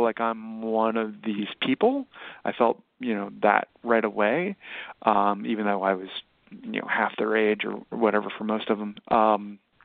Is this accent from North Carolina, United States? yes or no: yes; High Point, North Carolina, United States; now in Brooklyn, United States; my hometown, High Point, North Carolina